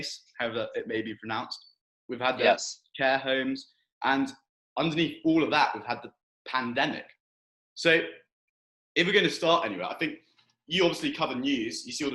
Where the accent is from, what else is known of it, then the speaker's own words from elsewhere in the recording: United Kingdom; now in Canada; my home country of Britain